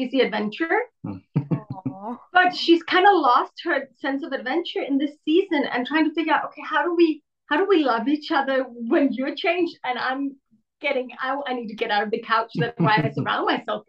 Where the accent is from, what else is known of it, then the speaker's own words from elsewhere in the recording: Denmark; We're from Denmark.